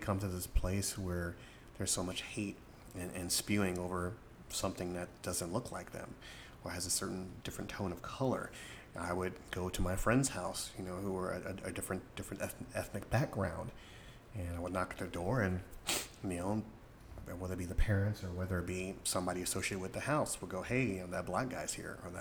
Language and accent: English; Florida, United States; I grew up in Florida, in a certain particular part of Florida